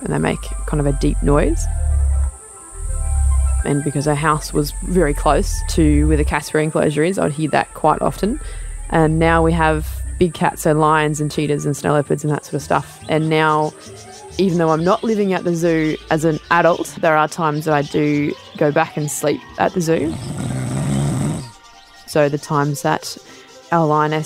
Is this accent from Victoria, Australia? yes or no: no; Port Macquarie, New South Wales, Australia; also born or lived in Nowra, New South Wales; I'm originally from Nowra on the south coast, and we moved to Port Macquarie when I was 7, and that's when we started living in a zoo